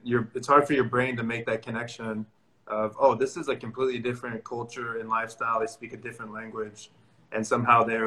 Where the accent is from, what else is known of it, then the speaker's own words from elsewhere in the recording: Missouri, United States; moved away as an adult; now in California, United States; I'm actually from Missouri